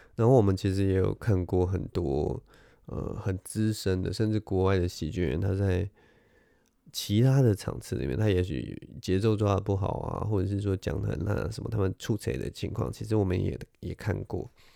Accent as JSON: {"language": "Chinese", "country": "Taiwan", "said": "我是，我是台湾人"}